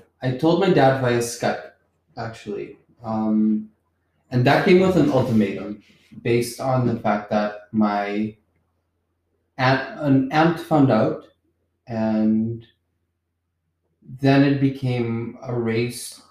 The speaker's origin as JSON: {"language": "English", "country": "Curaçao", "said": "I'm from Curacao"}